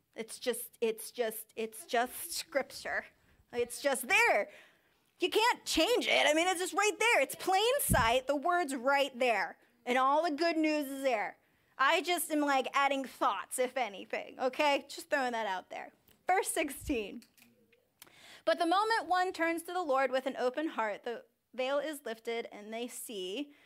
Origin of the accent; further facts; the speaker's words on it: United States; I'm from Sussex County